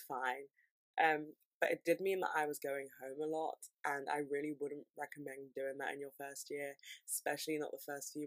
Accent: London, United Kingdom; I'm from London

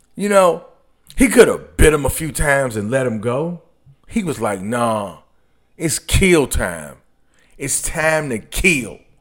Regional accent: Detroit, Michigan, United States; I'm from Detroit

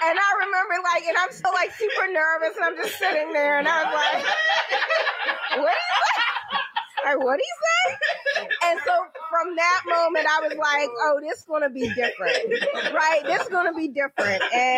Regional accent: Baltimore, Maryland, United States; now in Philadelphia, United States; I'm from Baltimore

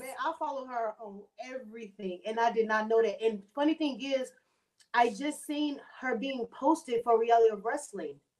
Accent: Houston, Texas, United States; moved away as an adult; now in San Antonio, United States; I moved from Houston to San Antonio to be in her school

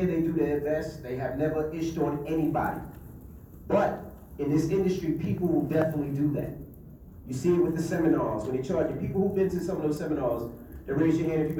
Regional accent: New York City, New York, United States; I'm from Queens, New York.

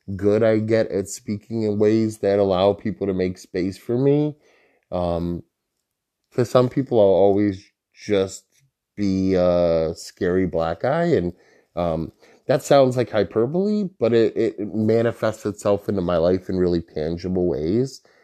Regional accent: Holyoke, Massachusetts, United States; I'm from Holyoke

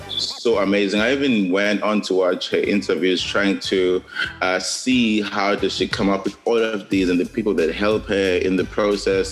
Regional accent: South Coast, KwaZulu-Natal, South Africa; also born or lived in KwaMashu, Durban; I was born in the South Coast uh, in a small town called Edududu, um, which is really? by Sportsburg

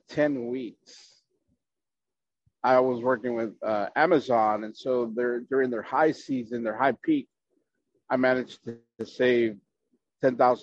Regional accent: Chicago, Illinois, United States; now in San Antonio, United States; I'm originally from Chicago

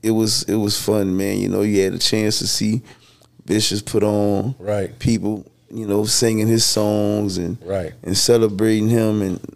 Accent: Louisiana, United States; we're all from Louisiana.

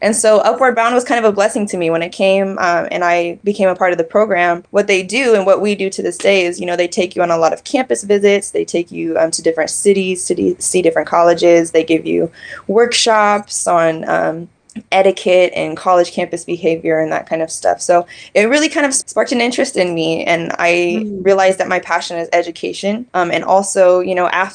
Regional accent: Kansas City, Missouri, United States; I was born and raised in the Show Me State, Kansas City, so Casey Moe in the house.

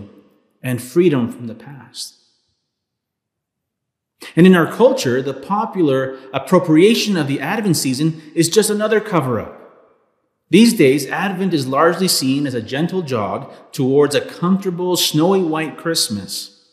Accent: Los Angeles, California, United States; I was born in 1985 in Los Angeles, California

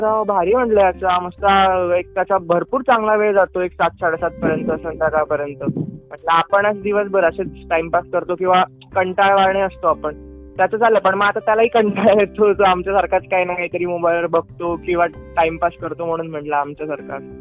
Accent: Dhule, Maharashtra, India; मी proper धुळ्याचा खानदेशचा

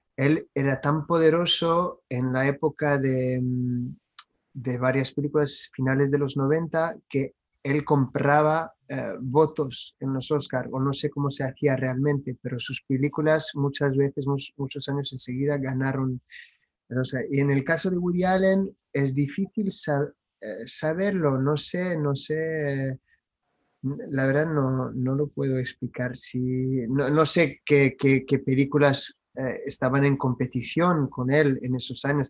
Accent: France; Spanish is a second language; moved away; also born or lived in United States; lo hablo, soy francés, pero he vivido en los Estados Unidos

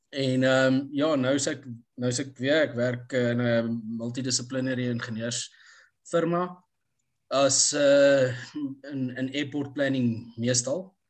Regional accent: Pretoria, Gauteng, South Africa; born or raised there; also born or lived in Empangeni / London / United States

